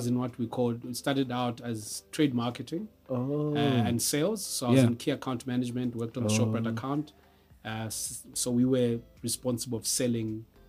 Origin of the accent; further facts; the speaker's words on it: Zimbabwe; moved away as an adult; also born or lived in Malawi; now in South Africa; I was born in Malawi, went to school in Zimbabwe